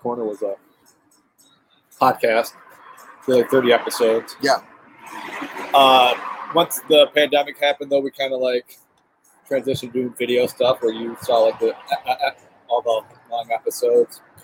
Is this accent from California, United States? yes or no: no; Lincoln Park, Michigan, United States; I grew up in Lincoln Park